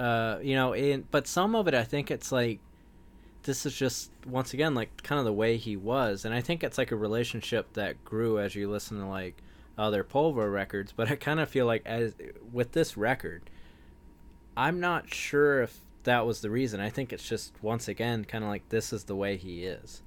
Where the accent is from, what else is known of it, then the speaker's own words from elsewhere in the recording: Wilmington, North Carolina, United States; I grew up in Wilmington, North Carolina, which was, like, beach town